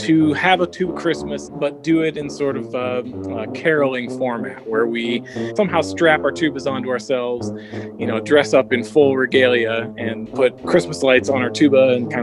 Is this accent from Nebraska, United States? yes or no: yes; Nebraska, United States; I was born and raised in Nebraska, and I live currently in Omaha, Nebraska.